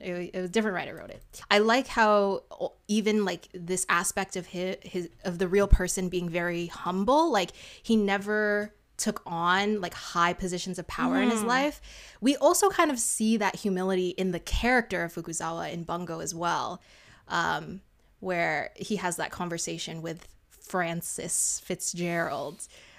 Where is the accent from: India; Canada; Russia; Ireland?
Canada; We're just Canadian.